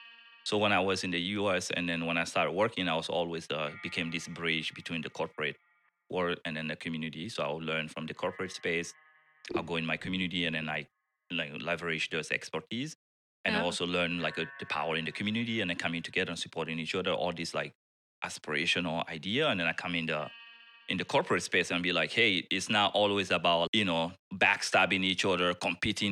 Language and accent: English; Guinea; moved away as an adult; also born or lived in New York / Minnesota; I'm originally from Guinea. That's Guinea Conakry in the West Africa. That's where I was born and then grew up